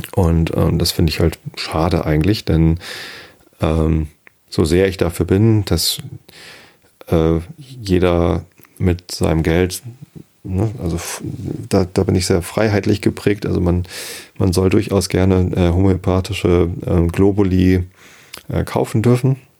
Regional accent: Germany; sollten wir stolz sein als Deutsche

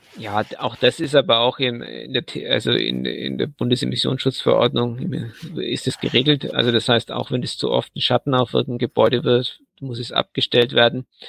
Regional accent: Southern Germany, Germany; ich bin ja aus Süddeutschland

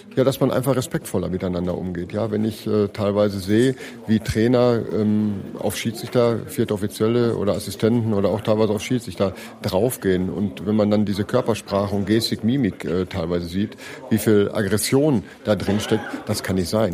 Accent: Ruhr area, North Rhine-Westphalia, Germany; ich komme aus dem Ruhrgebiet

